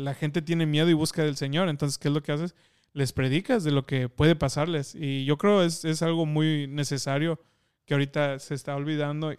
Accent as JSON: {"language": "Spanish", "country": "Mexico", "tie": "born or raised there", "said": "nosotros que crecimos en México"}